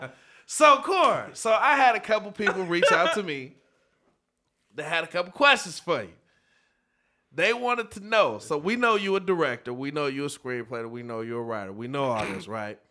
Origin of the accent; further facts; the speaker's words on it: North Chicago, Illinois, United States; I'm born and raised in North Chicago